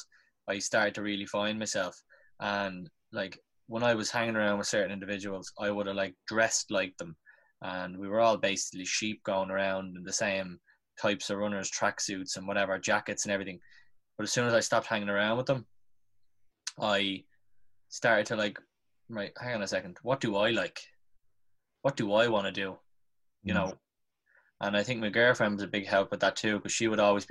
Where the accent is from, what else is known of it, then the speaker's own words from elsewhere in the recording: Dublin, Leinster, Ireland; I'm from South Dublin, like Crumlin and Drimna